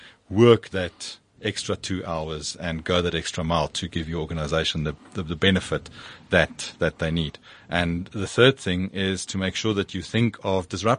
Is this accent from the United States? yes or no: no; South Africa; As a South African, as a patriot